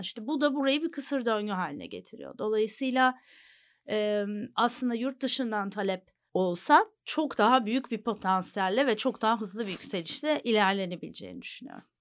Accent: Istanbul, Turkey; also born or lived in New York, United States; İstanbul doğumluyum

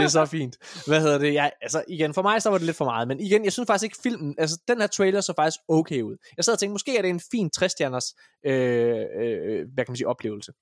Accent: Denmark; vi kommer fra Danmark

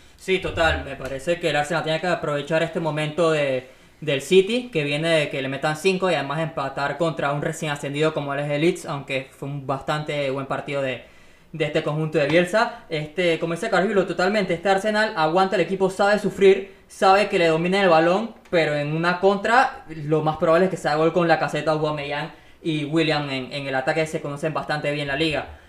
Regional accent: Panama; somos panameños

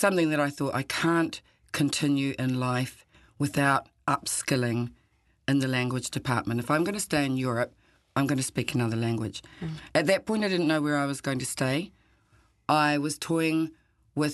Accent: New Zealand; moved away as an adult; also born or lived in Warsaw / Granada; I'd lived, growing up in New Zealand

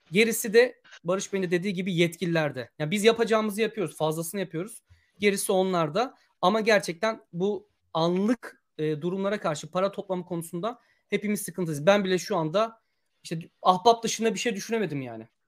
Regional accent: Hatay, Turkey; Ben de Hataylıyım. Ben anlamıyorum.

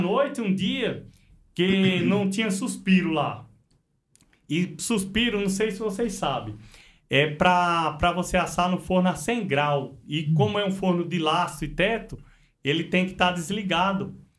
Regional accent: São Bento do Una, Pernambuco, Brazil; moved away as an adult; also born or lived in Paulínia; Nasci no Pernambuco

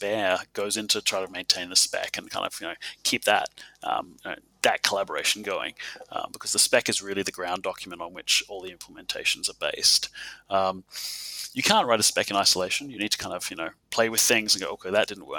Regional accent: Adelaide, South Australia, Australia; my hometown

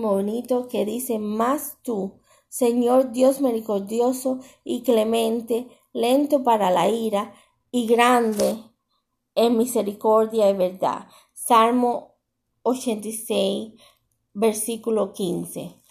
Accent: Cuba; moved away; Tanto mi pueblo de Cuba

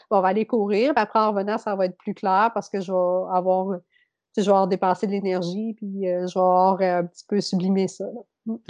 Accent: Beauce, Quebec, Canada; also born or lived in Saint-Georges; je viens de la Beauce

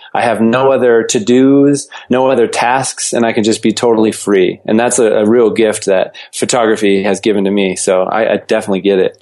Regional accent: Fort Collins, Colorado, United States; also born or lived in Boulder, Colorado; I, I, was born and raised in uh, Fort Collins, Colorado, and moved to Boulder for high school

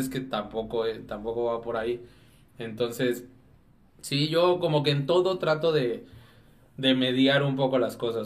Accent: Dolores Hidalgo, Guanajuato, Mexico; soy de Dolores

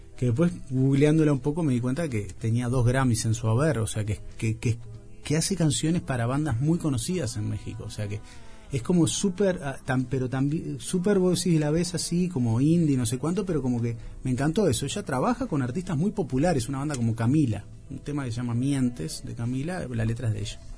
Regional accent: Montevideo, Uruguay; yo me crié en la Plaza Virgilio

